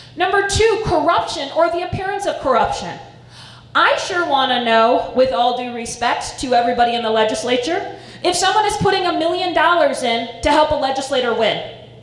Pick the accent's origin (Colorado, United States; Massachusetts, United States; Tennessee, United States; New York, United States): Colorado, United States; Estes Park; I grew up in Estes Park